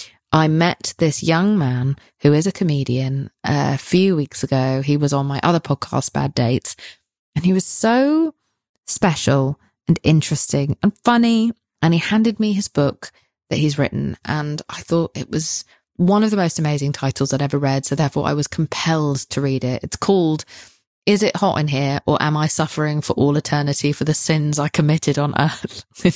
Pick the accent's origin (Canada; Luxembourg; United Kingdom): United Kingdom; That's not my vibe. I'm British, so it's not my vibe.